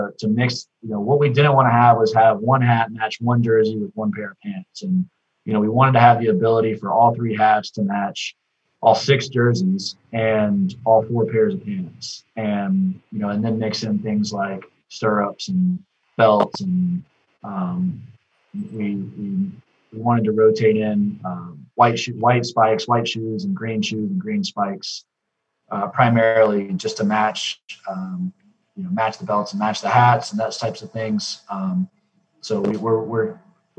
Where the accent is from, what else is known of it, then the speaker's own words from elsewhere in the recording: Charlotte, North Carolina, United States; we're all from Charlotte. So getting to design our hometown college baseball team's uniform